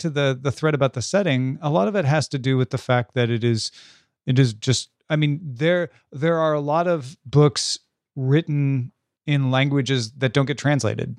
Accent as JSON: {"language": "English", "country": "United Kingdom", "said": "as a British person who loved seeing the Egyptian stuff in the British Museum as a child"}